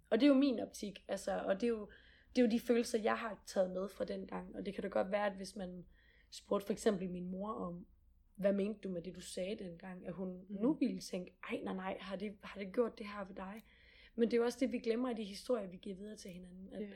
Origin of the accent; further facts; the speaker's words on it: Gram, Southern Denmark, Denmark; Gram, hvor jeg kommer fra ja. i Sønderland.